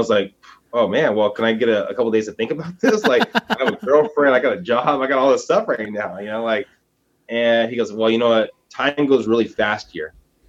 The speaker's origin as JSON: {"language": "English", "town": "San Diego", "region": "California", "country": "United States", "tie": "born there", "said": "So I was born in San Diego, moved around a lot, actually went to military school"}